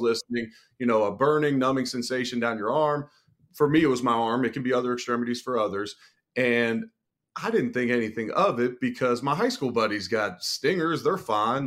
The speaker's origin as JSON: {"language": "English", "town": "Cincinnati", "region": "Ohio", "country": "United States", "said": "I'm originally from Cincinnati"}